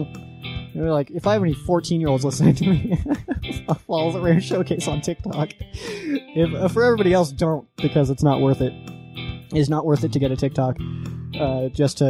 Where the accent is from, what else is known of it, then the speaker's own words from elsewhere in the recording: Colorado Springs, Colorado, United States; my hometown, Colorado Springs